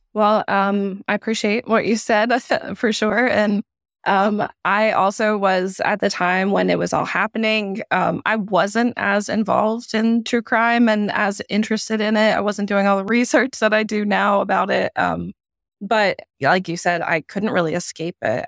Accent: South Carolina, United States; I am from South Carolina

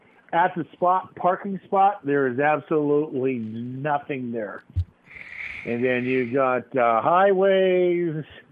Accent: Denver, Colorado, United States; I'm from Colfax. Right there where Mile High Stadium is.

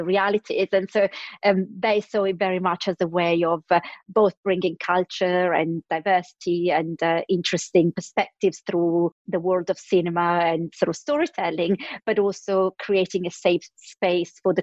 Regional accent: Milan, Lombardy, Italy; now in London, United Kingdom; I was born in Milan in Italy and grew up there

